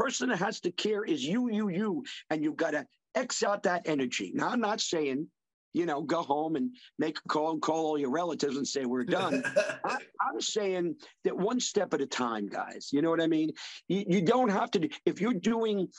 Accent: Long Island, New York, United States; I'm from New York City, from Long Island originally

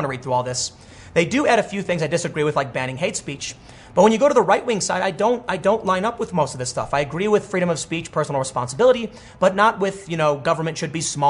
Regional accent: Chicago, Illinois, United States; I grew up in Chicago, surrounded by Democrats

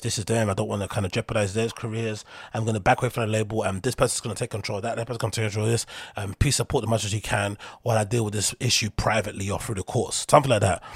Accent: London, United Kingdom; I come from London, so I have that London mentality

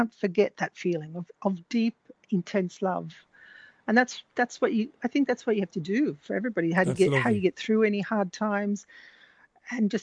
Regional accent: Australia; first language English; moved away as an adult; also born or lived in France; now in Italy; growing up in Australia, I said, I'm only speaking English

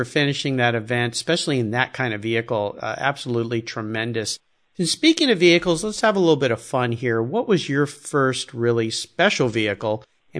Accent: San Diego, California, United States; I used to go down to Baja a lot as a kid. I grew up in San Diego.

